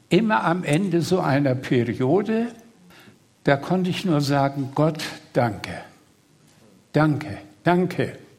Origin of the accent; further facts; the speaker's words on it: Greater Poland, Poland; Ja, ich komme, um es äh, kurz zu sagen, äh, aus in der Nähe von Posen. Poznan ist die zweitgrößte Stadt Polens. Also man fährt Berlin, Frankfurt-Oder und 200 Kilometer östlich ist Posen